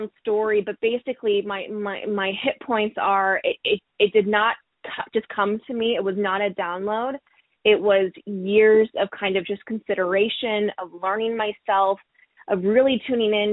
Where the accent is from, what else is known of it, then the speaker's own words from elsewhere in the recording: Springfield, Missouri, United States; moved away as an adult; now in Seattle, United States; I'm originally from Springfield, Missouri. So to move mm-hmm. from Little Old Missouri to all the way to Seattle